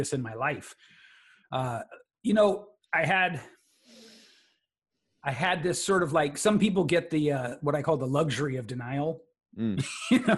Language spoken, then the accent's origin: English; San Francisco Bay Area, California, United States; So where I came from is the San Francisco Bay Area, home of legendary hip hop and hippies too